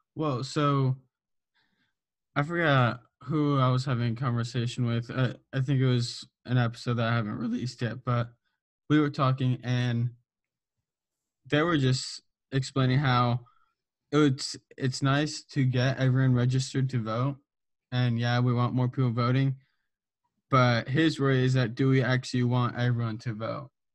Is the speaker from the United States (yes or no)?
yes; Southern California, United States; I'm from Southern California